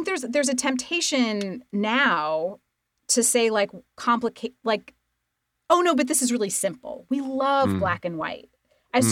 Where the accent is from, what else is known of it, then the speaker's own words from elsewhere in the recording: Idaho, United States; moved away; I grew up in Idaho